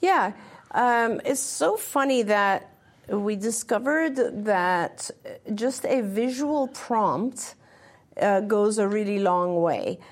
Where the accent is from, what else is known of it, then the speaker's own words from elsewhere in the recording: England, United Kingdom; moved away; When I grew up, I grew up in England.